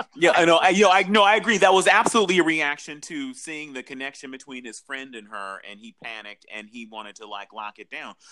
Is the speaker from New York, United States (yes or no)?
no; Southern California, United States; I'm from Southern California